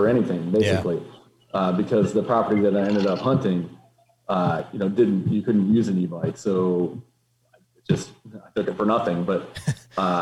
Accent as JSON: {"language": "English", "region": "Pennsylvania", "country": "United States", "tie": "born or raised there", "said": "growing up in Pennsylvania, beaver dams are, you know, they're a normal part of the environment"}